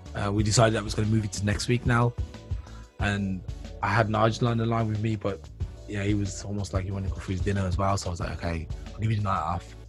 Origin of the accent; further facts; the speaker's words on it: Birmingham, West Midlands, United Kingdom; moved away as an adult; now in Germany; I'm from the UK, so I was born in Birmingham